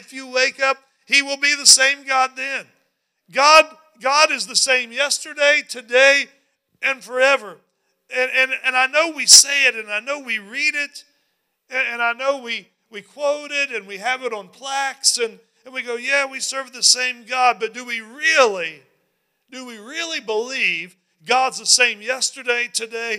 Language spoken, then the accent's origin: English; West Virginia, United States; moved away; I grew up in West Virginia